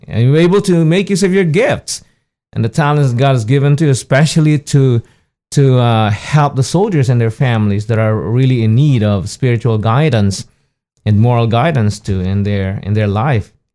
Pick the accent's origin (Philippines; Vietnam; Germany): Philippines; moved away as an adult; now in United States; I was born in the Philippines